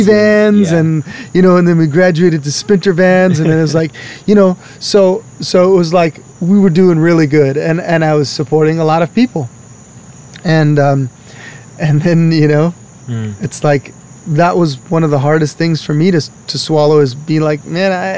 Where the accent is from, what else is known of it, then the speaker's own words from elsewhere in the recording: Hawaii, United States; moved away as an adult; now in Washington, United States; I'm born and raised in Hawaii